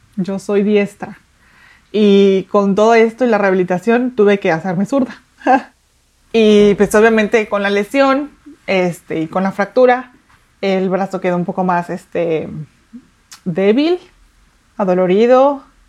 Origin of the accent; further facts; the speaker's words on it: Mexico City, Mexico; moved away as an adult; now in Saltillo, Mexico; yo nací en la Ciudad de México, eh, tengo 16 años viviendo en Saltillo